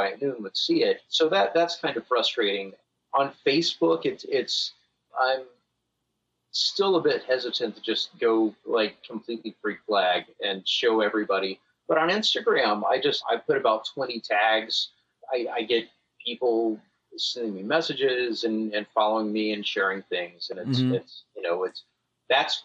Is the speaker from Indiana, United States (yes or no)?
no; Alabama, United States; growing up in Alabama